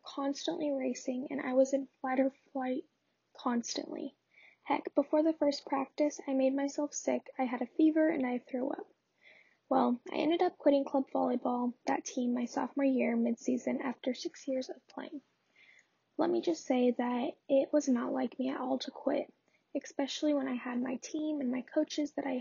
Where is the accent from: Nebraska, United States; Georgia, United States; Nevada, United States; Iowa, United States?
Nebraska, United States; Lincoln; I was born and raised in Lincoln, Nebraska